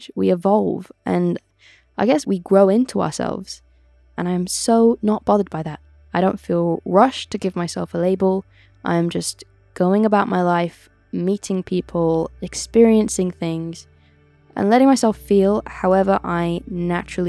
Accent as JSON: {"language": "English", "area": "Oxfordshire", "region": "South East England", "country": "United Kingdom", "tie": "born or raised there", "also_born_or_lived": "Brixton, London", "said": "I was born in Brixton and I grew up in Oxfordshire."}